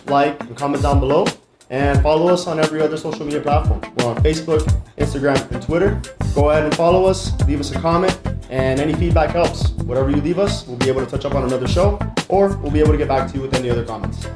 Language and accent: English; Miami, Florida, United States; I'm from Miami